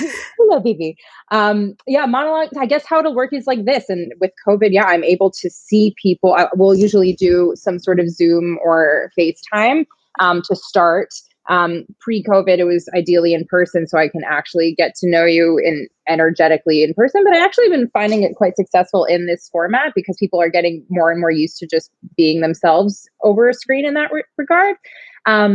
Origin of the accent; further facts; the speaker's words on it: New York, United States; I'm from New York.